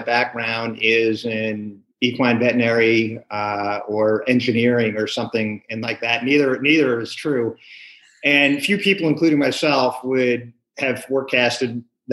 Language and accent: English; New York, United States; now in California, United States; I was born and raised in New York